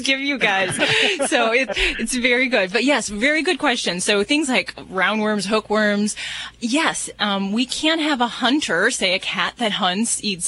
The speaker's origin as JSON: {"language": "English", "town": "Las Vegas", "region": "Nevada", "country": "United States", "said": "I'm from Las Vegas"}